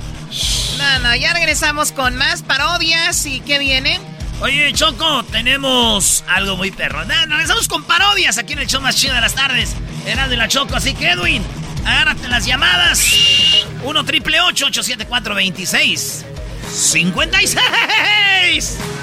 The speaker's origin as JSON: {"language": "Spanish", "country": "Mexico", "said": "como mexicanos tenemos esa tradición de la lucha libre"}